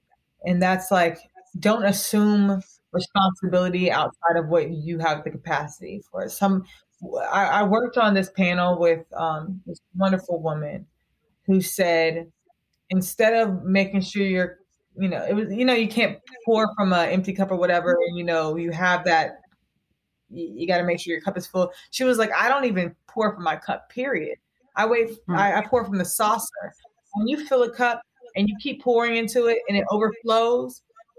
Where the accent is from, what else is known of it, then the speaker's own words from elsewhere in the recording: the South, United States; And I'm from the South, so I can say it.